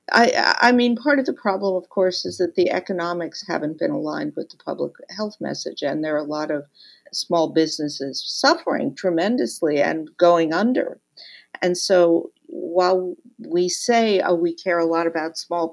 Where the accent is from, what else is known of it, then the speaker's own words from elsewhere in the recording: New York, United States; I'm a New Yorker